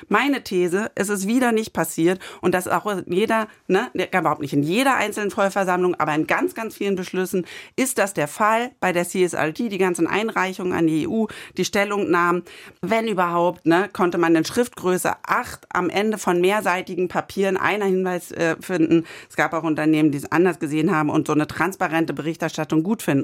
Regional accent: Germany; bei uns in Deutschland

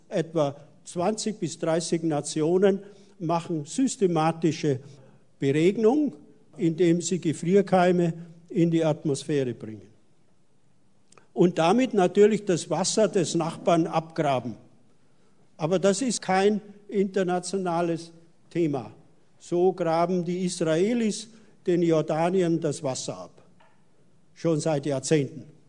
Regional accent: the Alps, Bavaria, Germany; moved away; weil ich ja aus den Alpen stamme und wir in meiner Heimat, einer Alm, den Kältepol Deutschlands haben, den sogenannten Fundensee

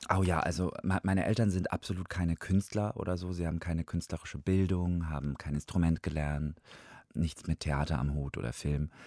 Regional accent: Georgia; first language Russian; German is a second language; moved away; ich bin halt in Georgien geboren

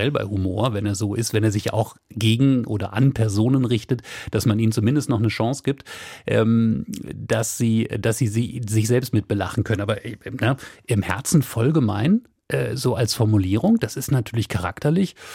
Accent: Hamburg, Germany; born there; also born or lived in Cologne; Ich sage es nochmal als gebürtige Hamburgerin, ähm, aber eben als eine Frau, die ein paar Jahre ihres Lebens äh, in Köln verbracht hat.

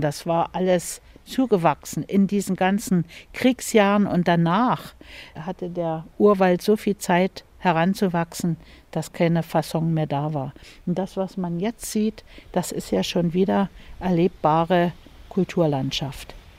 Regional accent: Bad Muskau, Saxony, Germany; wohnhaft in Bad Muskau. Ich bin also hier im Park aufgewachsen.

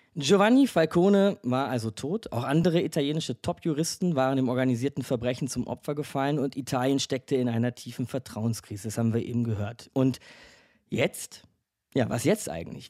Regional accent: Germany; bei uns in Deutschland

